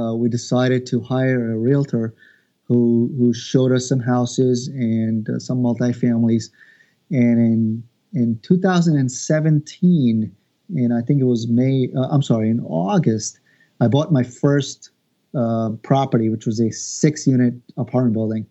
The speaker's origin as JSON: {"language": "English", "area": "Long Island", "region": "New York", "country": "United States", "said": "I'm originally from Long Island"}